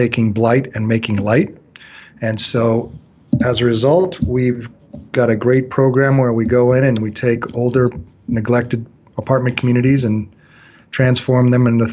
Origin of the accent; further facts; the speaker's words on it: Long Beach, California, United States; I was born in Long Beach, California, 52 years ago.